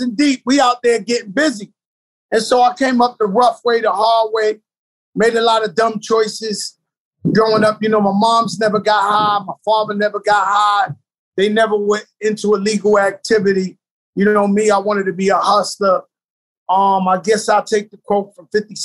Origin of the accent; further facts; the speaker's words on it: New York City, New York, United States; I grew up in the South Bronx, birthplace of hip hop